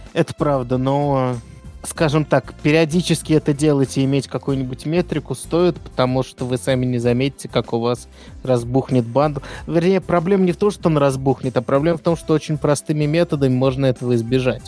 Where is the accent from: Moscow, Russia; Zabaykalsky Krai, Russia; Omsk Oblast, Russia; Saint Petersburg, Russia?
Moscow, Russia; я из Москвы